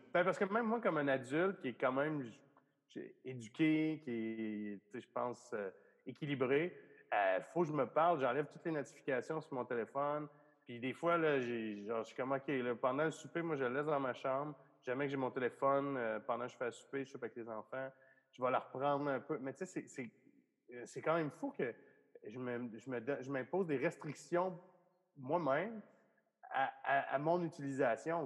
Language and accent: French; Val-d'Or, Quebec, Canada; moved away; je suis genre de Val d'Or